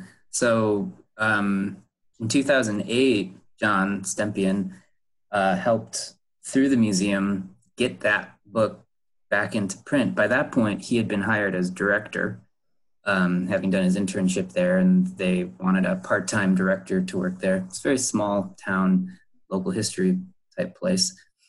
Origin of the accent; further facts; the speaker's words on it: South Haven, Michigan, United States; I grew up in South Haven, Michigan